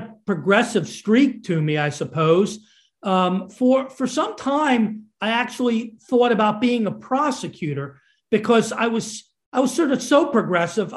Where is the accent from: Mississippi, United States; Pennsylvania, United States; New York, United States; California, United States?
Pennsylvania, United States; Lower Merion; I grew up on the hard scrabble streets of Lower Merion, Pennsylvania